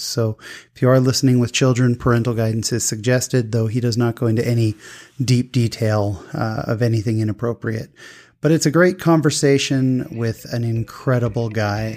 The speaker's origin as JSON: {"language": "English", "region": "California", "country": "United States", "tie": "born or raised there", "said": "I grew up in California"}